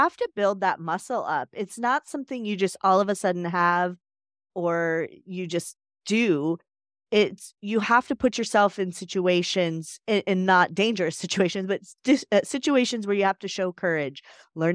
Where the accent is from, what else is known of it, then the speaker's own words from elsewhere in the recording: Chicago, Illinois, United States; I'm from Chicago